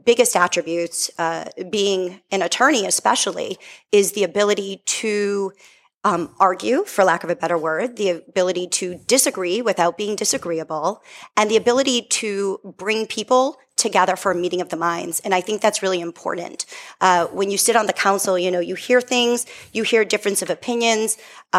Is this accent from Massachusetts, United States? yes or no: yes; Methuen, Massachusetts, United States; I have lived in Methuen my entire life. I grew up on the West End